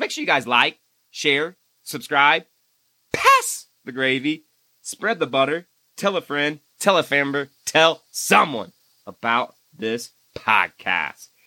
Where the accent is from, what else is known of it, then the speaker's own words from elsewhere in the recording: Indiana, United States; my home state